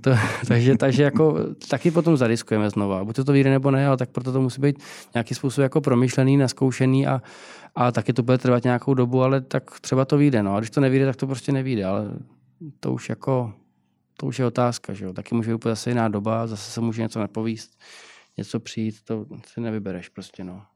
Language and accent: Czech; Prague, Czechia; Já jsem vyrůstal na, na Palačáku, nebo na Karláku.